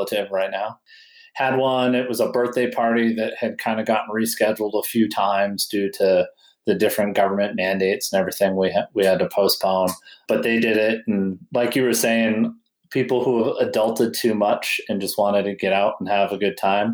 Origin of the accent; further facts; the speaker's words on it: New Hampshire, United States; moved away as an adult; also born or lived in Colorado; I'm from New Hampshire. And I knew I was going to move back to New Hampshire like a year or two later.